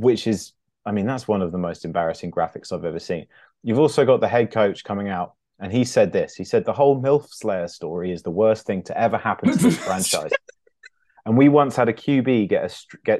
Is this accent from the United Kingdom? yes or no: yes; England, United Kingdom; also born or lived in upstate New York; I'm half American, and but I've lived my whole life in England apart from 1 year where I lived in upstate New York